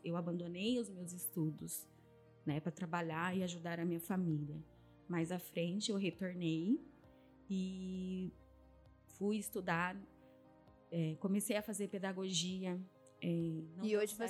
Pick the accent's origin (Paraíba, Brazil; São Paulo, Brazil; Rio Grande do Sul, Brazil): São Paulo, Brazil; Piracicaba; Eu nasci em Piracicaba, a minha infância foi uma infância de muita privação